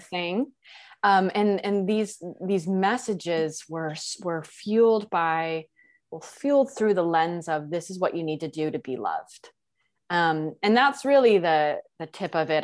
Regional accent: Texas, United States; was born and raised in Texas

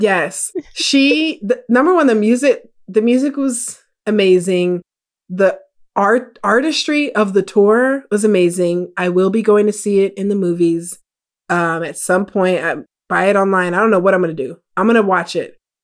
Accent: United States; my family is Jamaican. I was born here in America

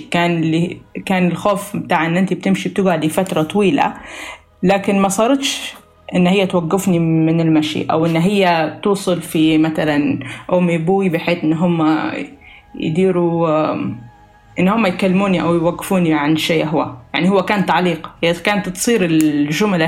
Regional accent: Libya; العادات والتقاليد الموجودة عندنا في ليبيا

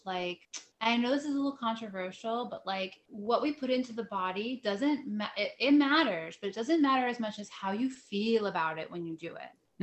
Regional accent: New Jersey, United States; also born or lived in upstate New York; I was living in upstate New York and I brought, came back to New Jersey. I'm from New Jersey

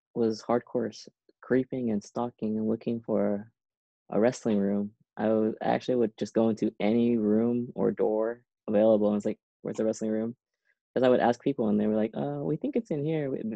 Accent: Seaside, California, United States; moved away as an adult; also born or lived in Irvine, California / Boston; growing up in Seaside, we lived by the beach, we lived by Monterey Bay.

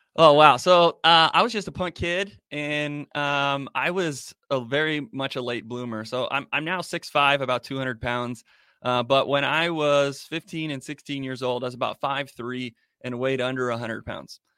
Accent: Arizona, United States; Born and raised here, and I love it here

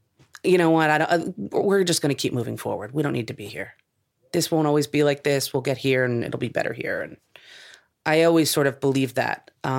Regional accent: New Jersey, United States; moved away as an adult; also born or lived in New York; now in California, United States; I'm from New Jersey.

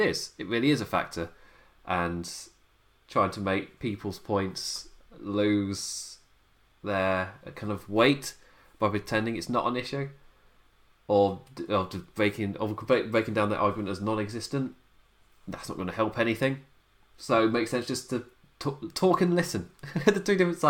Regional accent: United Kingdom; I'm British.

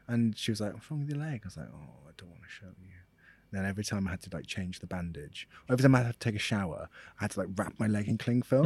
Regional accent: Welsh, Wales, United Kingdom; I'm, I'm Welsh

